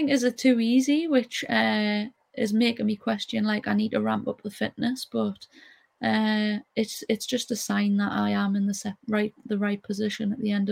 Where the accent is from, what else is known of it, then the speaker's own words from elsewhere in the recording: Newcastle upon Tyne, North East England, United Kingdom; we're hardworking people, we're proud